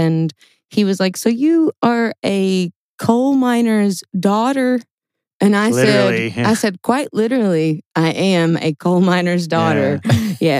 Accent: Whitesburg, Kentucky, United States; I'm from Wikesburg, Kentucky. Very small town in southeast Kentucky. Wikesburg, Kentucky.

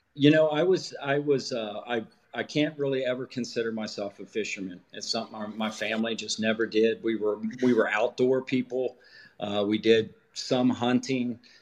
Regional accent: Kentucky, United States; now in Milford, United States; I grew up in Ewing County, Kentucky

